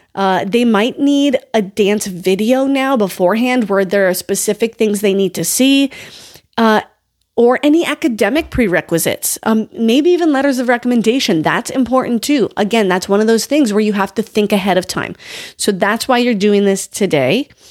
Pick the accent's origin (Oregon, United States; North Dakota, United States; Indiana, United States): North Dakota, United States; that's still an eight hour drive from my hometown